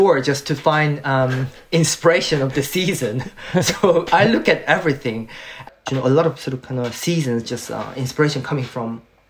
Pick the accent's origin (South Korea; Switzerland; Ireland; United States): South Korea; Seoul; born there; English is a second language; I was born in Korea, Seoul.